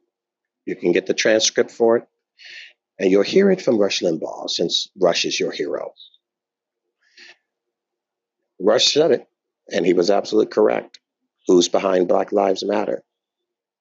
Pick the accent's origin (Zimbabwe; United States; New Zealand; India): United States; I'm African American